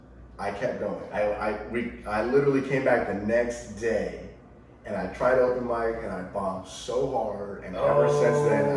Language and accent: English; Ohio, United States; I grew up in the culture. I'm from Ohio